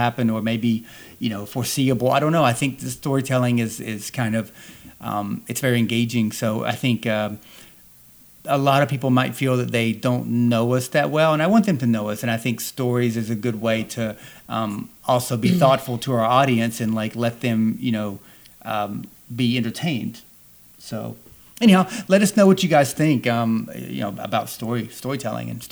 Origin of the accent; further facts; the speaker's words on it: the South, United States; growing up in the South